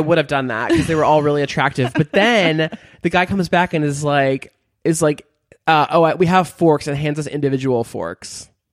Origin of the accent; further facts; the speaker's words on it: Beverly Hills, California, United States; moved away; I'm from Beverly Hills